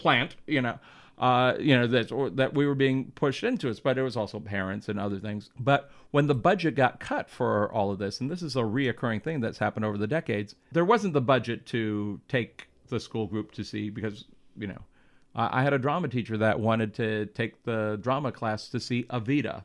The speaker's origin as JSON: {"language": "English", "town": "Los Angeles", "region": "California", "country": "United States", "tie": "born or raised there", "also_born_or_lived": "Defiance, Ohio", "said": "I've lived in, uh, L A since I was seven. I lived in West Hollywood, in Hollywood, uh, since I was seven years old"}